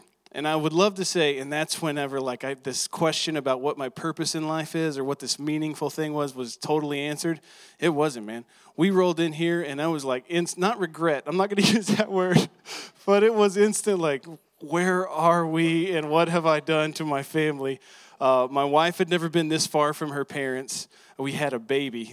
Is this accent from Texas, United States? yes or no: yes; Texas, United States; I'm from Texas